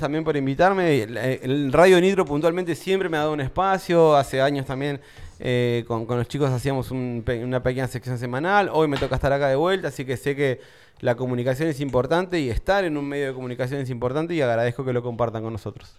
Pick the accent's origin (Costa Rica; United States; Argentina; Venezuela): Argentina; Buenos Aires; now in Tandil, Argentina; De Buenos Aires